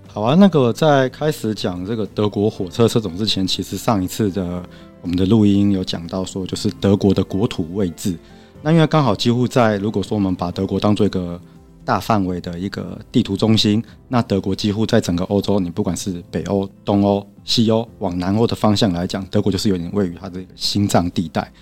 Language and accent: Chinese; Taiwan; also born or lived in Germany; 我们台湾的高铁